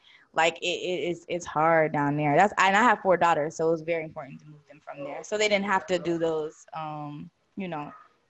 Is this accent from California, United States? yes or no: no; Florida, United States; moved away as an adult